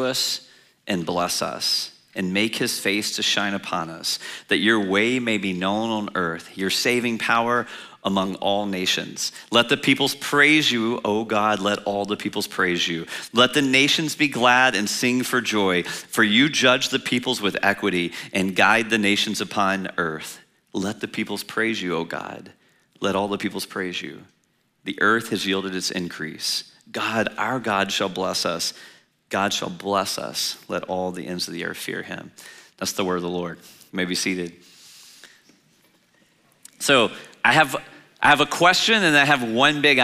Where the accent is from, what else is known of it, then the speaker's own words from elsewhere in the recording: Louisiana, United States; also born or lived in China; I'm from Louisiana